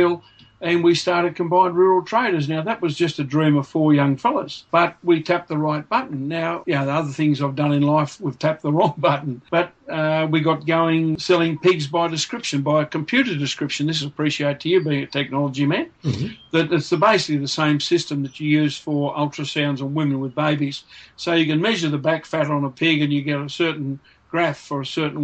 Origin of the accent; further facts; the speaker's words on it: Grenfell, New South Wales, Australia; when I was growing up in Grenfell and I took over the family business